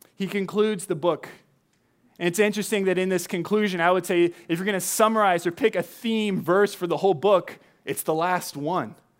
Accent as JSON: {"language": "English", "region": "Southern California", "country": "United States", "tie": "born or raised there", "moved": "yes", "lives_now": "Chicago, United States", "said": "when you grow up in Southern California"}